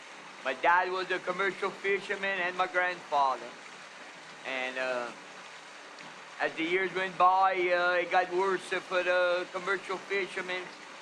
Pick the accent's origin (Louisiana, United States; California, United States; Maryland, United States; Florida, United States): Louisiana, United States; Leeville; I'm born and raised in Leeville. I'm 56 years old, and I never left Leeville. I've always lived here all my life